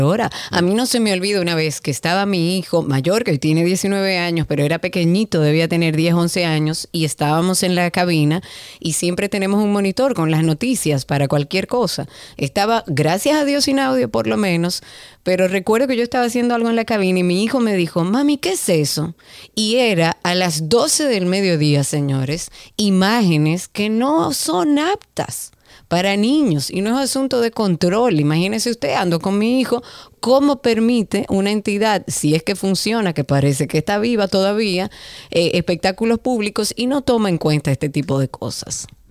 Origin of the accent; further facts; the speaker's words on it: Dominican Republic; nuestro país